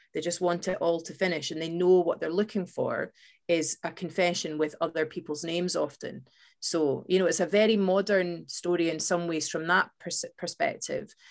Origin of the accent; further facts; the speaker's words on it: Fife, Scotland, United Kingdom; we growing up in Scotland